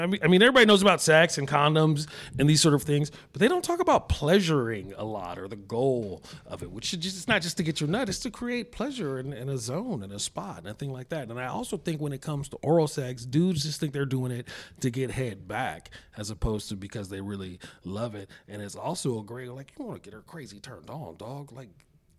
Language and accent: English; San Francisco, California, United States; I grew up in San Francisco in the 70s and 80s